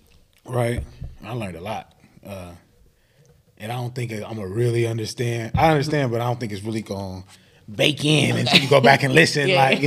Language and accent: English; Marin, California, United States; growing up in Marin